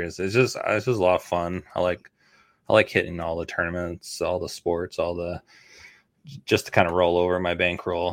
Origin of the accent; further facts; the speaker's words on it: Canada; also born or lived in Toronto; now in United States; I grew up in Canada